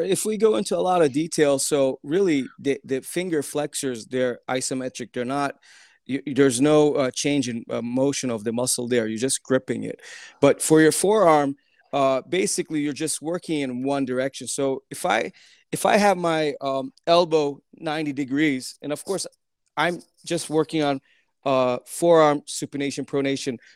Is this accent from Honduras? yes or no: no; Turkey; moved away; my parents are Turkish. Uh, um, uh, I grew up in Turkey ten years